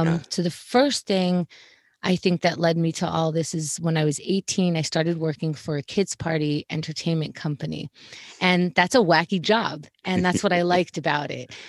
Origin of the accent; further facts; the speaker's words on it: New York City, New York, United States; also born or lived in Israel; I was born in Israel, and I moved to Queens, New York when I was four, so I was raised here.